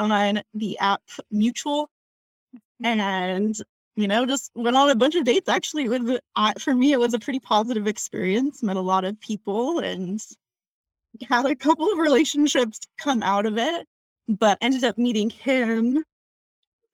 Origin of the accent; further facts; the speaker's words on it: Salt Lake City, Utah, United States; also born or lived in Provo, Utah; now in Logan, United States; I am from Salt Lake City, graduated high school